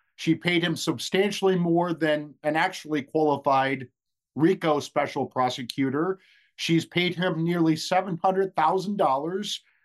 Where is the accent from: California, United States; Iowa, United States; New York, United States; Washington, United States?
Iowa, United States; I was raised in Iowa